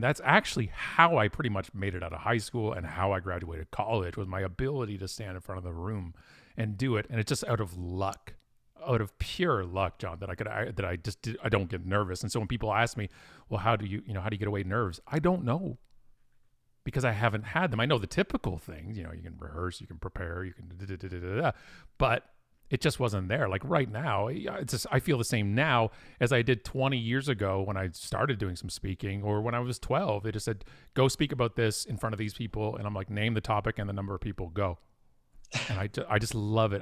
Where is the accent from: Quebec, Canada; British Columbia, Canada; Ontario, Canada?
Ontario, Canada; Burlington; also born or lived in Ottawa, Ontario; now in Oakville, Canada; I was born in Burlington, Ontario, which is a suburb of Toronto, lived in Ottawa for a while, and most of my life has been right where I am right now, which is Oakville, Ontario